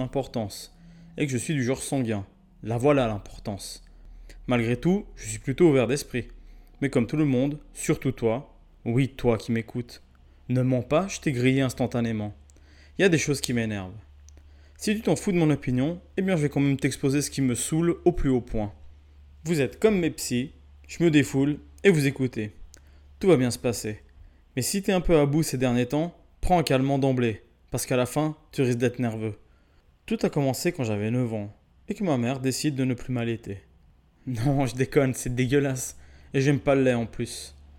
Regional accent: Southern Italy, Italy; je suis italien du Sud

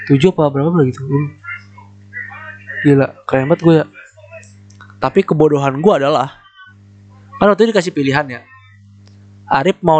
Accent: Bekasi, West Java, Indonesia; born there; gue bukan anak daerah wes itu kebanggaan gue sumpah gue bukan anak daerah aja

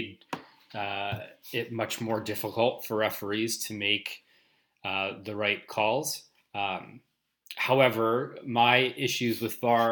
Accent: Canada; Being Canadian

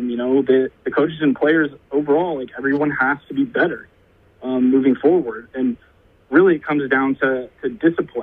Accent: Oklahoma City, Oklahoma, United States; I'm from Oklahoma City, so it's been pretty convenient for me to go to school here

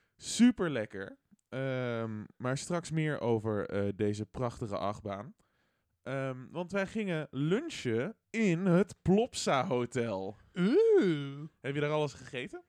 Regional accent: Netherlands; Ik ben Nederlander

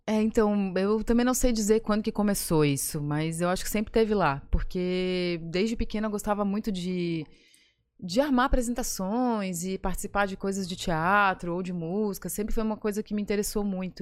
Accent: Florianópolis, Santa Catarina, Brazil; also born or lived in Criciúma; eu sou de Floripa porque eu nunca morei em outro lugar, mas eu nasci em Criciúma

